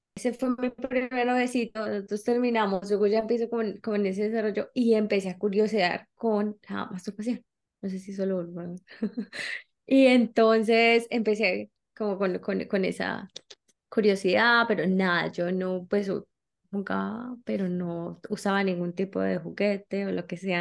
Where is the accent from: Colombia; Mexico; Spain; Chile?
Colombia; now in United States; soy colombiana, eh, pues, empecé a viajar desde hace mucho tiempo